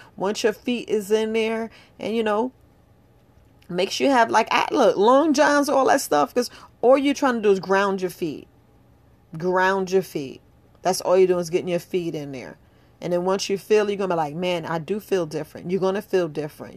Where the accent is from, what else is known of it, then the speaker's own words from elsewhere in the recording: New York City, New York, United States; moved away as an adult; I grew up in New York. I grew up right there in the Bronx.